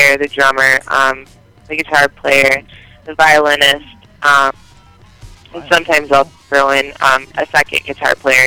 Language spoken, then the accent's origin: English; Detroit, Michigan, United States; moved away; that's my hometown